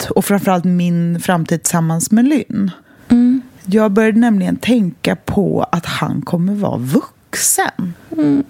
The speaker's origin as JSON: {"language": "Swedish", "region": "west coast of Sweden", "country": "Sweden", "tie": "born or raised there", "moved": "yes", "said": "Och väst, tillbaka till där jag kommer ifrån"}